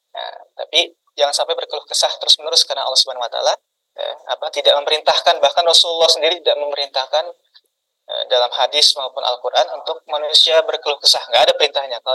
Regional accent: Depok, West Java, Indonesia; also born or lived in Jakarta; saya lahir di Jakarta kemudian uh, besar di Depok Jawa Barat kurang lebih seperti itu perkenalannya

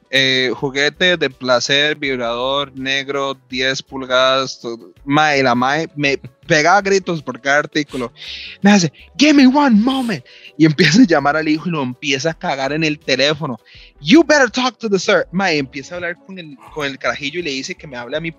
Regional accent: Guatemala; está en Alaska y soy de Guatemala, ¿verdad?

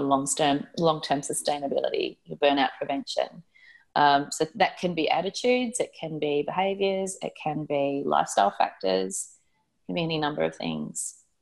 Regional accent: Gold Coast, Queensland, Australia; also born or lived in Sydney; I spent some time growing up on the Gold Coast in Queensland, and I was a junior lifesaver

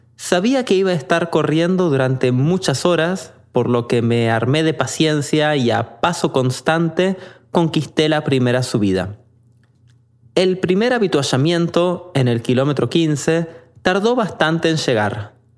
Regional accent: Argentina; moved away; Interesado por mi acento, me preguntó de dónde venía, y cuando respondí que de Argentina

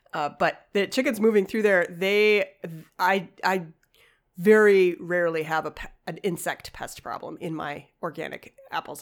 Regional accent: Chicago, Illinois, United States; moved away; also born or lived in Ashland, Wisconsin; I grew up in Chicago

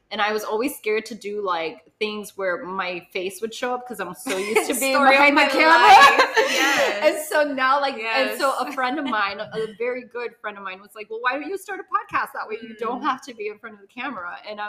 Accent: Miami, Florida, United States; also born or lived in Honduras; Okay, so I was born in Honduras, but I actually came to the States at 6 months old. So I am technically a like Miamian all my life. Never felt like I fit in Miami

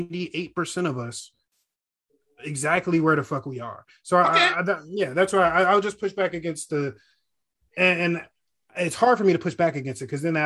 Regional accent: Gwinnett, Georgia, United States; I grew up in Gwinnett

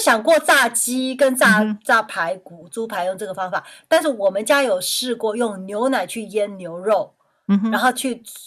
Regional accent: Taiwan; 我台湾人

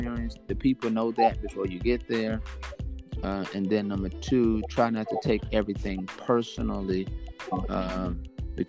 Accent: Monroe, Louisiana, United States; moved away as an adult; also born or lived in Shreveport, Louisiana / Longview; now in Brooklyn, United States; Monroe, Louisiana is where I was born and raised

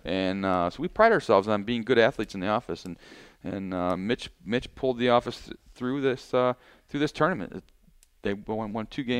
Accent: Holt, Michigan, United States; I grew up in Holt, Michigan

